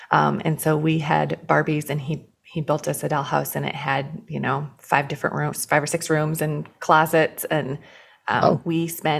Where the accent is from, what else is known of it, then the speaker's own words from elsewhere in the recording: Iowa, United States; moved away as an adult; now in Chicago, United States; I grew up in the cornfields of Iowa. Went to school out there at the Dort University, which is a Reformed college in Iowa, and then met my husband there, and we came to Chicago to go to graduate school and then never left.